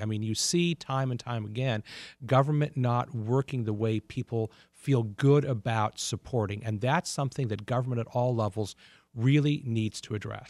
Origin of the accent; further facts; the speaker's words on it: United States; now in Detroit, United States; Washington is my hometown